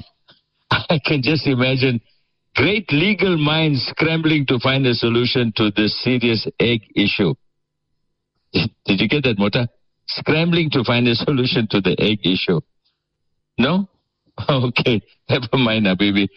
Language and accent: English; Port Shepstone, KwaZulu-Natal, South Africa; Sheppy, that's my hometown, Port Shepston